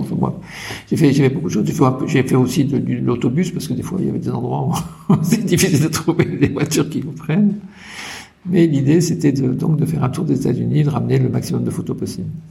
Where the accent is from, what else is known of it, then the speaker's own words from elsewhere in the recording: Paris, Île-de-France, France; moved away; also born or lived in United States; à Paris, j'étais quand même dans une famille assez aisée, euh, dans un cocon